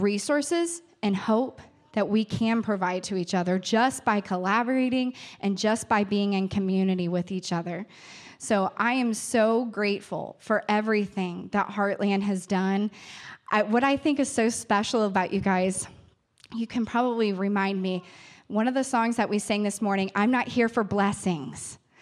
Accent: New Richmond, Ohio, United States; I grew up in New Richmond. I grew up in a rural area. Claremont County is my home.

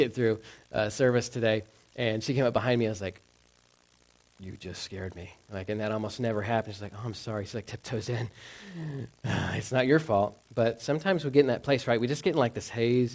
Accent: Texas, United States; moved away; growing up in the South, um, we had lakes, but they were all man-made. I didn't get like how cool or magnificent like lakes could be. In Texas

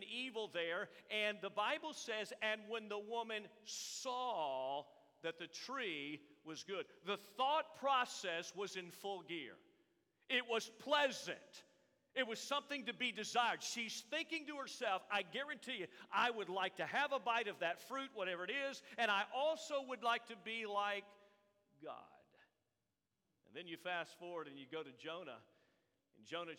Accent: Tampa, Florida, United States; moved away; I was born at Tampa General Hospital in Tampa, Florida.

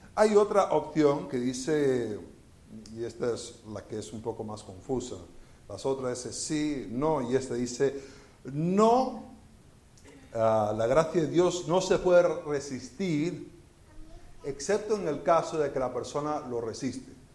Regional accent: Venezuela; moved away as an adult; also born or lived in Florida, United States / Spain; now in Houston, United States; yo nací en Florida y viví en Venezuela y viví en España y vivo en Houston

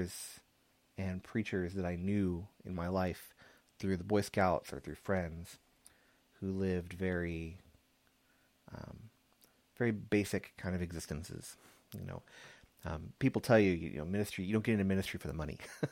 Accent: San Antonio, Texas, United States; Growing up in San Antonio

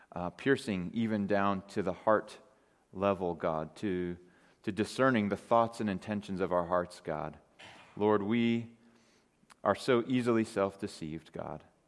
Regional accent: Great Falls, Montana, United States; growing up in Great Falls, Montana

